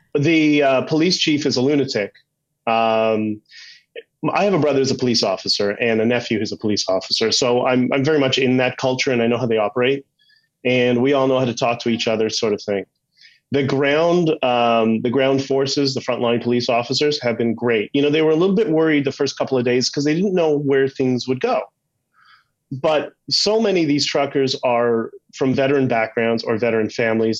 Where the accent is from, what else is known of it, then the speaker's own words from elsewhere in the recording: Canada; we're Canadian